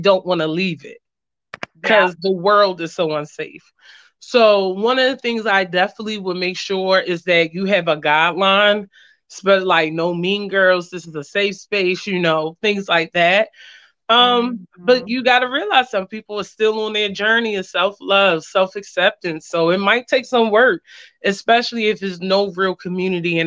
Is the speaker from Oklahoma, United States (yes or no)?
no; Baltimore, Maryland, United States; I'm from Baltimore, Maryland.